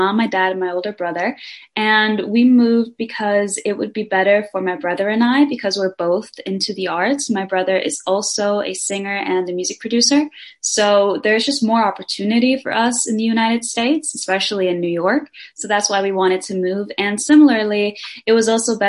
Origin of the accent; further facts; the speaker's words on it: Denmark; I am from Denmark. I was born there, but I'm also half Brazilian